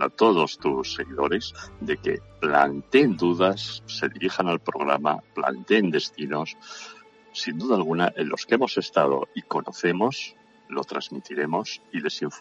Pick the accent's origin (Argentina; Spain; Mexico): Spain; Navarre; moved away; also born or lived in Extremadura / Madrid / Basque Country; mi tierra de origen, mi tierra de origen, Navarra, célebre eh, por sus Sanfermines